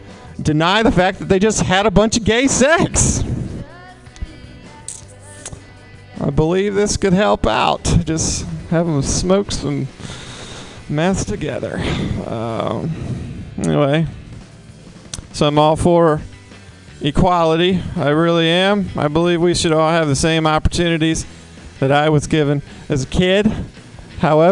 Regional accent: the South, United States; now in San Francisco, United States; I'm from the South

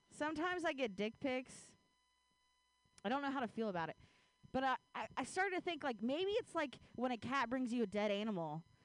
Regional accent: Ohio, United States; now in Bay Area, United States; I grew up in Ohio

